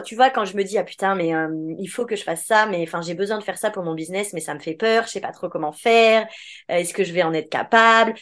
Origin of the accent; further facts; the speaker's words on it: France; on est français, donc on dit que c'est en France